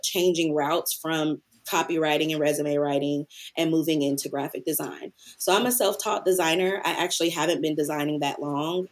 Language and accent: English; Antioch, Tennessee, United States; I am from originally Antioch, Tennessee, which is a small city outside of Nashville